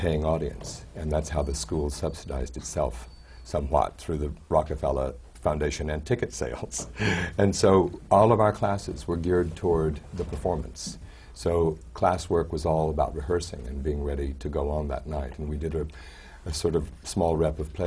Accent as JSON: {"language": "English", "region": "Arkansas", "country": "United States", "tie": "born or raised there", "said": "I was born in Arkansas"}